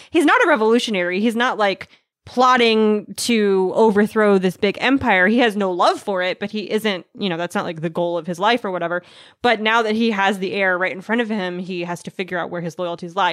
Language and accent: English; United States; I'm an American